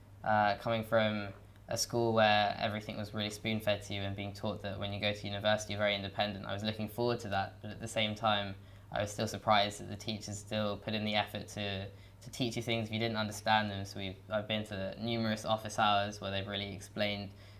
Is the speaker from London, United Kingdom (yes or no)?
yes; London, United Kingdom; I'm from London and I'm studying the LLB